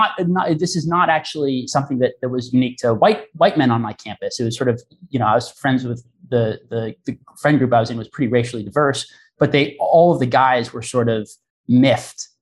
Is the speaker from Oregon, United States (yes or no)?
yes; Portland, Oregon, United States; I am from Portland, Oregon